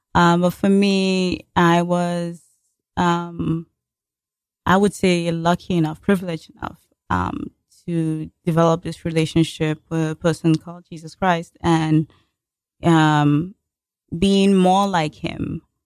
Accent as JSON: {"language": "English", "country": "Nigeria", "tie": "born or raised there", "moved": "as an adult", "lives_now": "United States", "said": "back in my home country"}